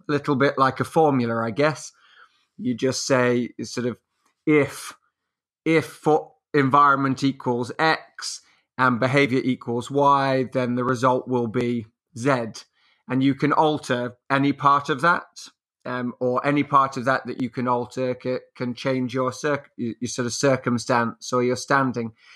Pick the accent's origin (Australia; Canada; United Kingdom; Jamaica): United Kingdom; England; also born or lived in France; I'm English. I live in England